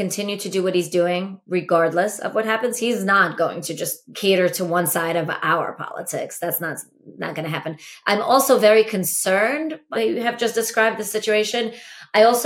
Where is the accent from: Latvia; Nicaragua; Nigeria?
Latvia; moved away; also born or lived in Ukraine; I was born in Latvia